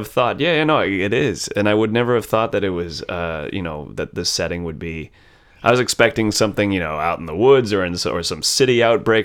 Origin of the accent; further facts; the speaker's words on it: United States; being raised American